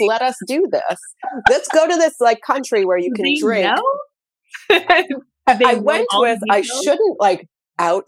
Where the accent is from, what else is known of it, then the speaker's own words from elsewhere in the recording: New Hampshire, United States; we're from New Hampshire.